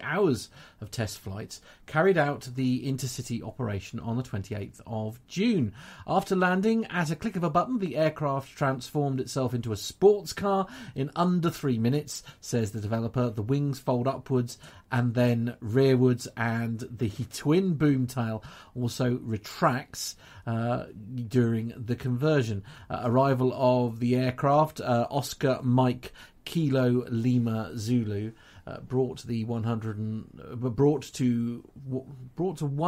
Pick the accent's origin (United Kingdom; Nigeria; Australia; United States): United Kingdom; England; an English person here in the UK